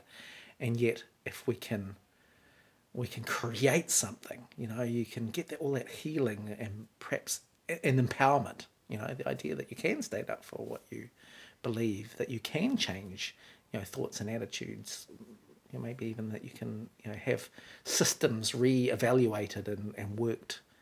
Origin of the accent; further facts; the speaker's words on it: Wellington, New Zealand; accent: Kiwi; also born or lived in Wyoming; I grew up in Wellington